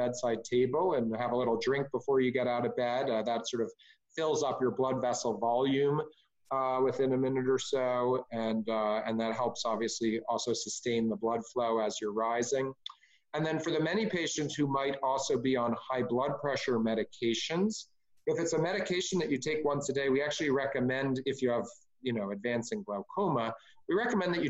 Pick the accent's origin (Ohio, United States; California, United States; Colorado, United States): California, United States; as a Californian